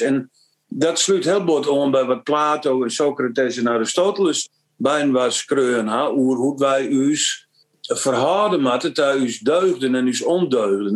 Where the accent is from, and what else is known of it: Frisians, Friesland, Netherlands